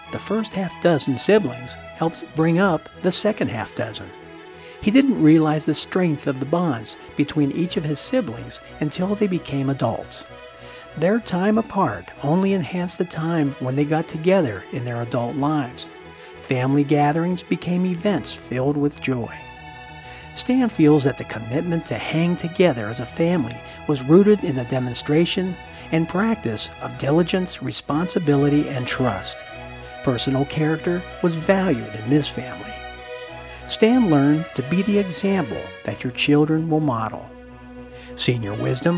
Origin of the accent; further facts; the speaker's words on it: Pittsburgh, Pennsylvania, United States; I grew up in Pittsburgh, Pennsylvania.